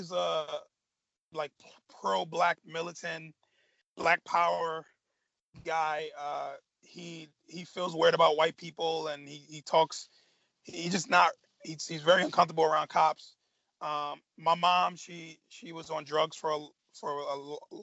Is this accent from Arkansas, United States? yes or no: no; New York City, New York, United States; also born or lived in Staten Island, New York; I'm born and raised in Brooklyn, New York